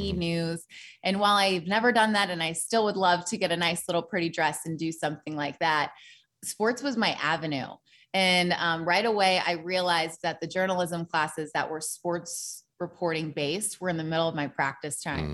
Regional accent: Portland, Oregon, United States; moved away as an adult; also born or lived in Tennessee; I came from Portland, Oregon.

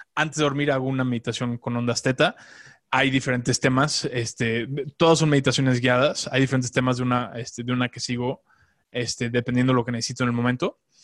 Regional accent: Mexico; moved away as an adult; also born or lived in Los Angeles, United States; a los 22 eh, viví en Los Ángeles, me fui de México un rato

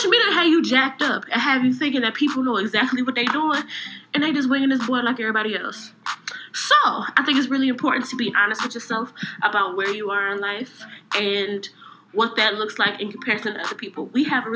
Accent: Cleveland, Ohio, United States; I'm from Cleveland.

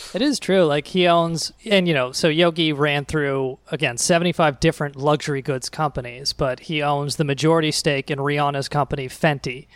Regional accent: United States; as an American

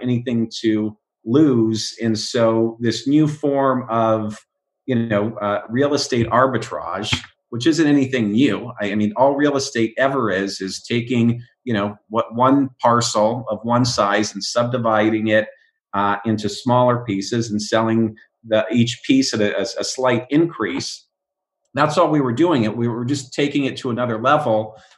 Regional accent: Oregon, United States; now in Los Angeles, United States; I grew up in Oregon, rock climbing, canyoneering

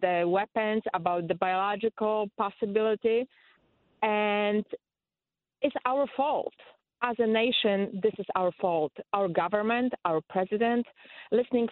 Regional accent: Poland; English is a second language; moved away as an adult; now in Connecticut, United States; I'm from Poland. I moved here 20 years ago

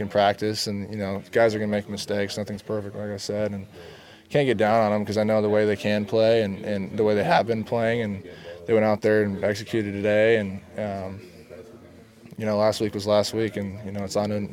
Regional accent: Lake Stevens, Washington, United States; born or raised there

